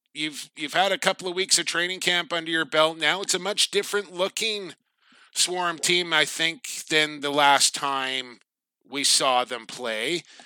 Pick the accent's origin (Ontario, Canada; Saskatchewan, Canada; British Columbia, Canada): British Columbia, Canada; Coquitlam; He's from my neck of the woods, John. Very familiar with Tommy Semple growing up in Coquitlam and watching him play.